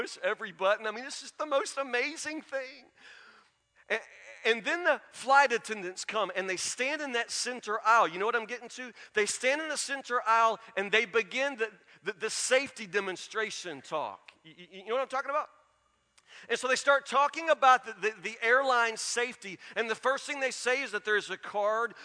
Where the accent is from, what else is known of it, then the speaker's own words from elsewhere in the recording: Matlock, United States; I grew up in Matlock.